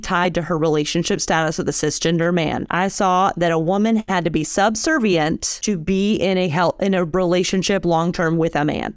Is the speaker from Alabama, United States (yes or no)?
yes; Alabama, United States; I was raised in Alabama